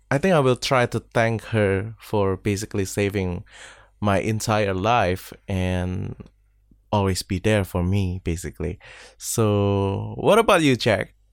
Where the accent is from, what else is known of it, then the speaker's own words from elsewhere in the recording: Indonesia; from Indonesia.